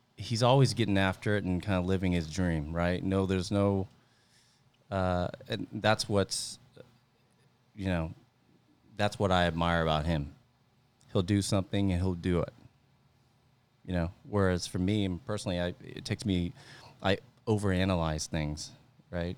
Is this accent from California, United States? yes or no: yes; Central Valley, near Stockton, Northern California, United States; moved away as an adult; now in San Jose, United States; I grew up in Central Valley, Northern California, close to, uh, kinda like the Stockton area